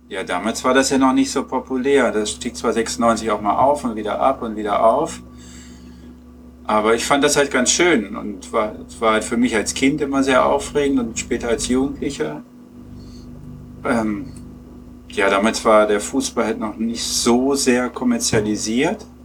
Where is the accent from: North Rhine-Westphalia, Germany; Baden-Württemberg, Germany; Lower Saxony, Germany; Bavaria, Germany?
Lower Saxony, Germany; Peine; Nee, gar nicht. Ich komme aus Peine.